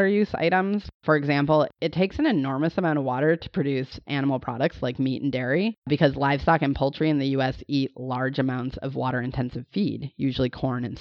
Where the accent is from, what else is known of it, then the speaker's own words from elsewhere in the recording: Montana, United States; I grew up in Montana